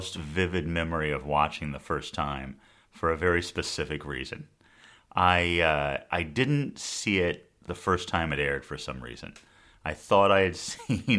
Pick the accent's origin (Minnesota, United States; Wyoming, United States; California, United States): California, United States; Southern; I grew up here in Southern California